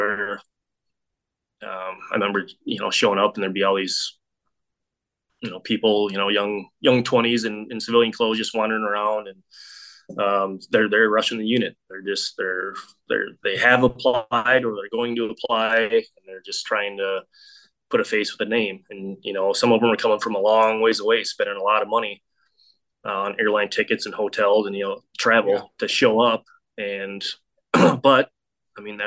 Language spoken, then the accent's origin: English; South Dakota, United States; born or raised there